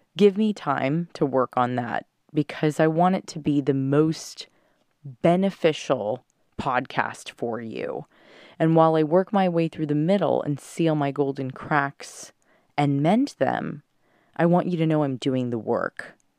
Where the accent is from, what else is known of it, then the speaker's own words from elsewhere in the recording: Southern California, United States; moved away; I'm in SoCal